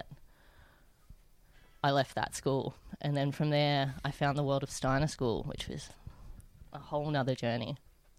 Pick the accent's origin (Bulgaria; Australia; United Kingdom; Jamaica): Australia; Wollombi, New South Wales; I'm from Wollombi